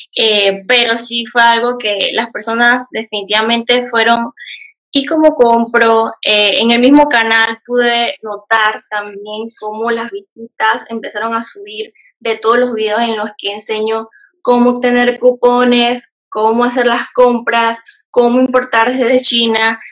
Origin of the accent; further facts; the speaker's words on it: Panamá Oeste, Panama; yo soy de acá de Panamá, como bien dijo Jefferson, soy del lado de Panamá Oeste, eh, para que sepan cómo exactamente, no es en la capital